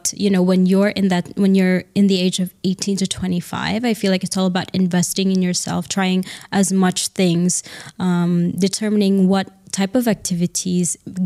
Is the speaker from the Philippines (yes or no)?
yes; Philippines; moved away as an adult; also born or lived in New York City, United States; now in Surat, India; I grew up in the Philippines